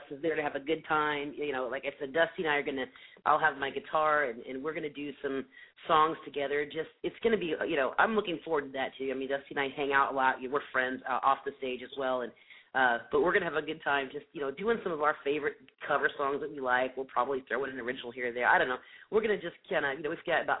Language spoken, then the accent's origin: English; the Midwest, Indiana, United States; moved away; I'm originally from the Midwest, so my family is all back in Indiana